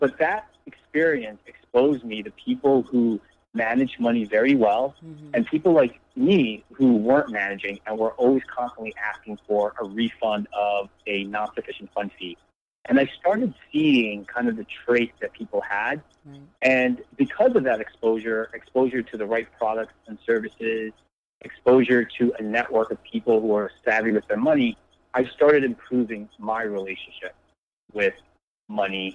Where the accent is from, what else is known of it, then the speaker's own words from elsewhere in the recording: Elizabeth, New Jersey, United States; I grew up in Elizabeth, New Jersey. I lived in 7 different houses before I graduated high school